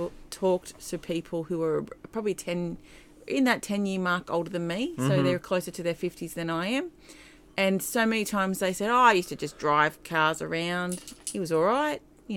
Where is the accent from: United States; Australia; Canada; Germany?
Australia; We're saying it as an Australian.